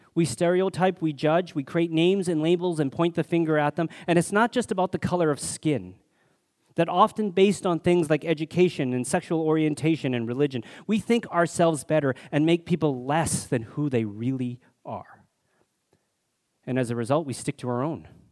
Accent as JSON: {"language": "English", "region": "Alberta", "country": "Canada", "tie": "born or raised there", "said": "growing up in Alberta in the seventies, I experienced my share of racism, only Chinese kid in school"}